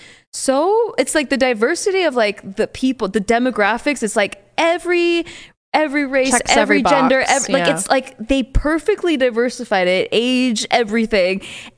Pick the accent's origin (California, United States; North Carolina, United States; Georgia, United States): California, United States; Southern; born or raised there